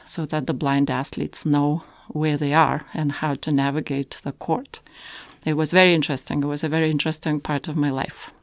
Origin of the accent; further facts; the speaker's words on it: Lithuania; moved away as an adult; now in Canada; I'm from Lithuania.